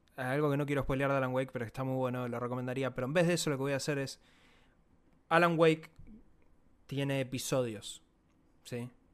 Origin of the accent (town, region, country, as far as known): Argentina